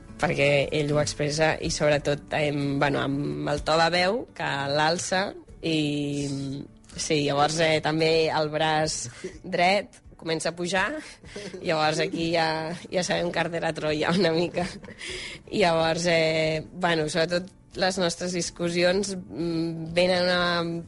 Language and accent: Catalan; Barcelona, Catalonia, Spain; els dos som de Barcelona, el Roger de la Berneda, jo d'aquí de Gràcia, de tota la vida